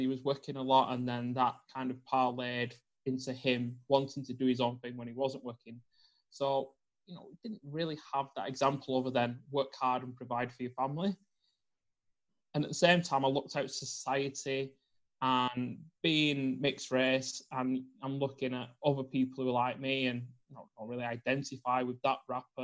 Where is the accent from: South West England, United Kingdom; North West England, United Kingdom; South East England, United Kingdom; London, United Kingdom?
North West England, United Kingdom; Bolton; I was brought up in Bolton in the north of the UK